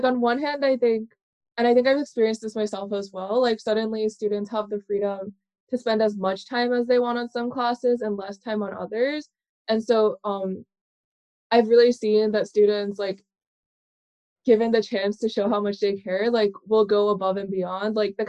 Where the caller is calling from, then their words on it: New York City, New York, United States; I'm calling in from New York City.